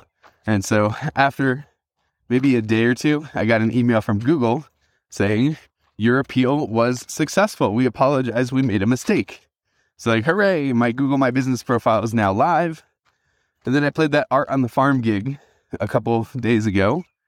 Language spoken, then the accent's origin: English; Wisconsin, United States; However, I did leverage the fact that I came from Wisconsin, and in Wisconsin, here are all the reviews that I personally got for my services.